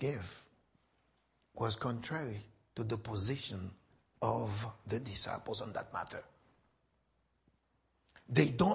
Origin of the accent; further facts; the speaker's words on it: Haiti; Haiti is my home. I was born and raised in Haiti.